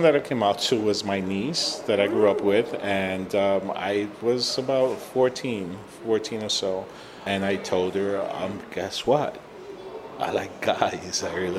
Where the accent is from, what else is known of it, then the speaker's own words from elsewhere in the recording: Puerto Rico; So now we come from Puerto Rico, this machismo kind of attitude that people had there.